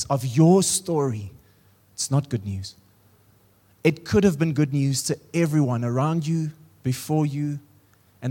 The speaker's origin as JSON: {"language": "English", "region": "Free State", "country": "South Africa", "moved": "yes", "lives_now": "Pretoria, South Africa", "said": "I come from the Free State, and now I live in Pretoria."}